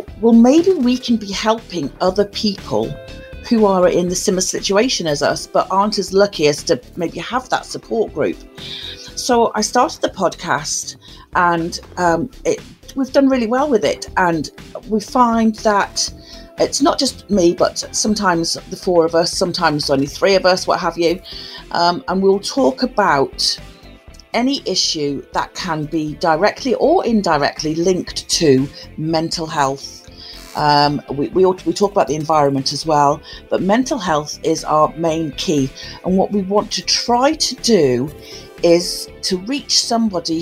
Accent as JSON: {"language": "English", "town": "Newcastle upon Tyne", "region": "North East England", "country": "United Kingdom", "tie": "born or raised there", "moved": "yes", "lives_now": "Telford, United Kingdom", "said": "I was born in Newcastle upon Tyne, so I'm a Geordie, and currently live in Telford, Shropshire."}